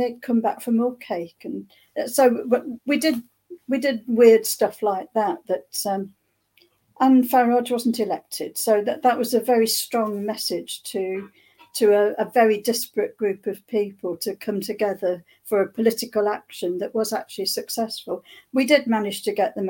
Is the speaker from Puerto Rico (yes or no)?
no; Thanet, East Kent, South East England, United Kingdom; I'm from Thanet in East Kent